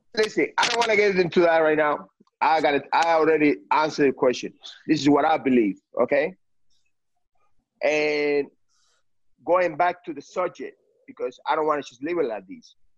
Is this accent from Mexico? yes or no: no; Cuba; now in United States; I came from Cuba